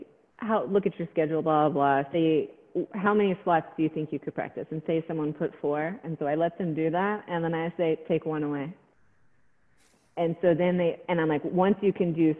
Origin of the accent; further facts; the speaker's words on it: Texas, United States; moved away; I'm from Texas originally